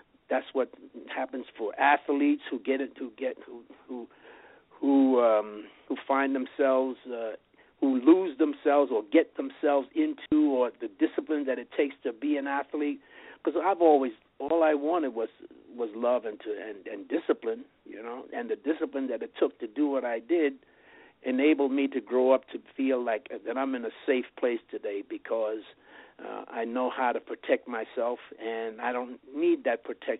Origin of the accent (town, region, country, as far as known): New York City, New York, United States; born or raised there; now in Las Vegas, United States